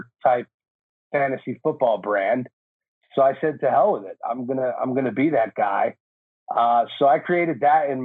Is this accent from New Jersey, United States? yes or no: yes; New Jersey, United States; moved away as an adult; now in California, United States; I was born and raised in Jersey. Like you said, I moved out to California in 07